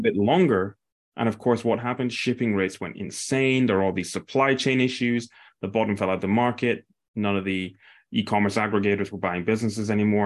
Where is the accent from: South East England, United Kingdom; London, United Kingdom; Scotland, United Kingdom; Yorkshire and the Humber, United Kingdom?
Scotland, United Kingdom; near Aberdeen, Northeast; I grew up in a small town near Aberdeen